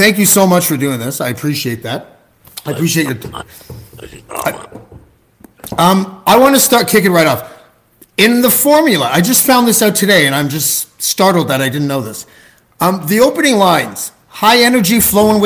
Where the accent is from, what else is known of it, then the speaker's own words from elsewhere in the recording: Toronto, Ontario, Canada; I'm from Canada. I'm from Toronto